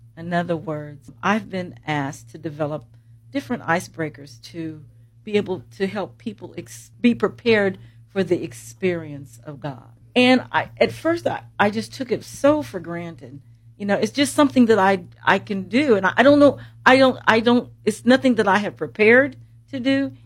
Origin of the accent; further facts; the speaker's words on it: Columbus, Indiana, United States; I'm from Columbus